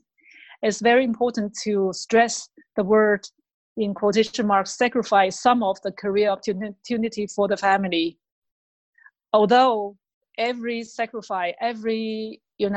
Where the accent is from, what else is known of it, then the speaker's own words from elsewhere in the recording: Beijing, China; English is a second language; moved away as an adult; now in Germany; I was born in Beijing and grown up there in Beijing.